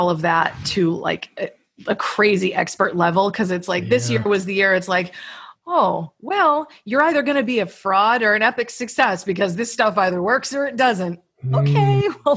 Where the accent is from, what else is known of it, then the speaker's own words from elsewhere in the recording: Massachusetts, United States; moved away; I'm originally from Massachusetts in the United States